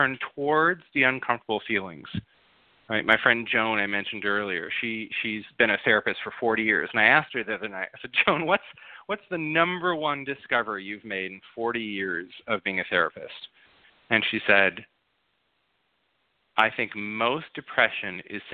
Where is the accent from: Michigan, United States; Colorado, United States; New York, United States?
Michigan, United States; Grand Rapids; also born or lived in Minnesota; now in Los Angeles, United States; I grew up in Grand Rapids, Michigan.